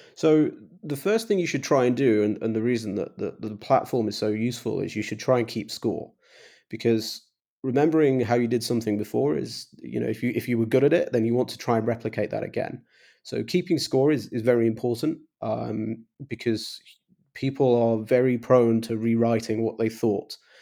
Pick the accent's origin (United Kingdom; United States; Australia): United Kingdom; England; I'm English